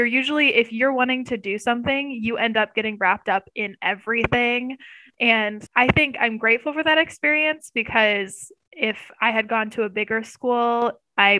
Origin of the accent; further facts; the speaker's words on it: Pleasantville, Iowa, United States; moved away; I grew up in Pleasantville, Iowa, which is a tiny, tiny town in like Southern Iowa